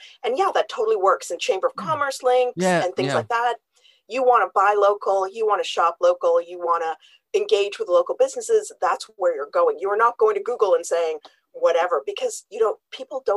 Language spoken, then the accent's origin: English; Canada; I'm Canadian.